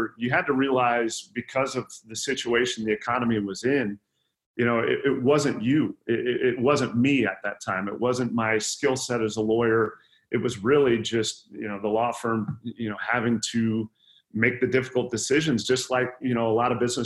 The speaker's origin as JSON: {"language": "English", "town": "Sioux City", "region": "Iowa", "country": "United States", "tie": "born or raised there", "said": "I was born and raised in Sioux City, Iowa"}